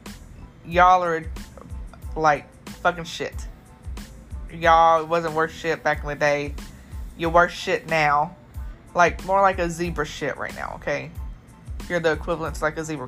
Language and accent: English; Hopkinsville, Kentucky, United States; my hometown, Kentucky.